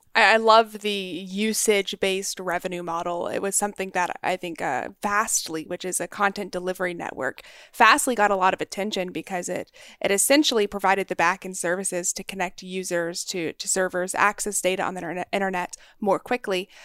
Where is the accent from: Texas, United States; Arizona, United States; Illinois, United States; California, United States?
Texas, United States; North; I grew up in North Texas, right there on the border of Oklahoma